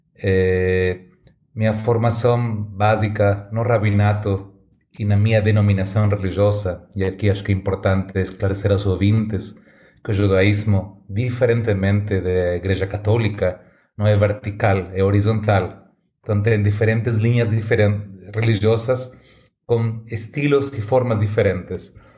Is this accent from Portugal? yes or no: no; Argentina; Portuguese is a second language; moved away as an adult; now in São Paulo, Brazil; Nasci na Argentina, hum, meu sotaque já fala mais alto do que eu